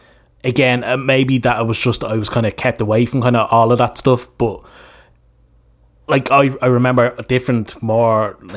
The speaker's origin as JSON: {"language": "English", "country": "Ireland", "said": "as an Irish person"}